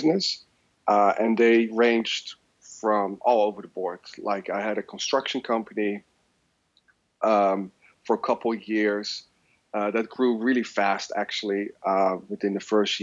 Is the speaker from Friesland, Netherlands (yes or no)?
no; The Hague, South Holland, Netherlands; moved away as an adult; now in San Francisco, United States; I was born and raised in Holland, in a city called Den Haag